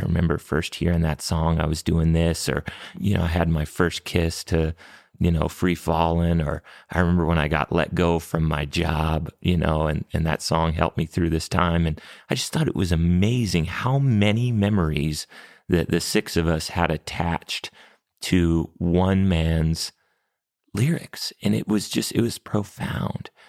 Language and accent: English; New Mexico, United States; growing up in New Mexico, there's a lot of bilingual people that we grew up around